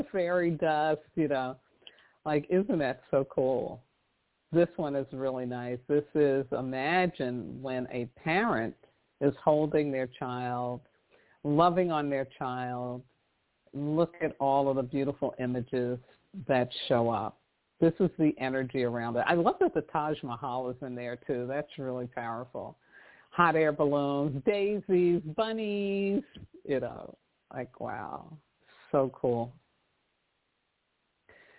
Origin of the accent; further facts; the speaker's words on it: New York City, New York, United States; I did a lot of public transportation growing up in New York City